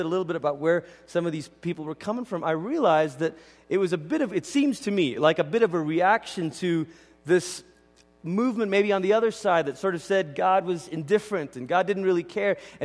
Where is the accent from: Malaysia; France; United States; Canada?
Malaysia; moved away; I grew up in Malaysia